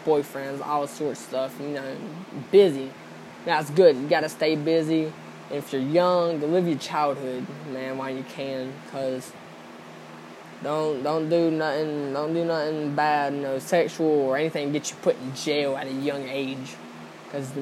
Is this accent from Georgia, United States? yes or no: yes; Georgia, United States; I'm from Georgia